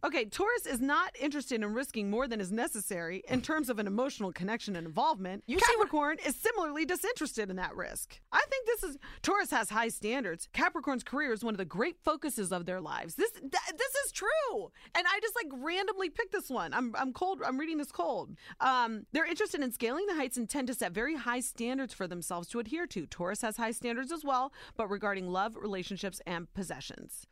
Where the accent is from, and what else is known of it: Ohio, United States; born or raised there